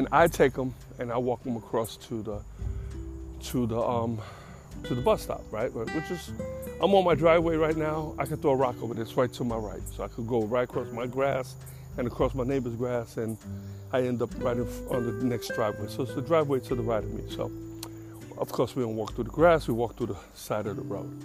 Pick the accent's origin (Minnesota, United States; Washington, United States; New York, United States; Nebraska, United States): New York, United States; New York City; I'm from the Bronx